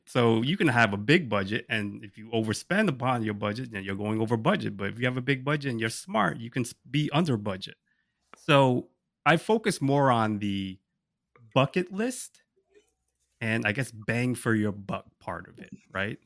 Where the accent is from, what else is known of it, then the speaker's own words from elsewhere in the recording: Rhode Island, United States; moved away as an adult; also born or lived in Thailand; now in New York, United States; I grew up there, and it, it's a, it's a close place to my heart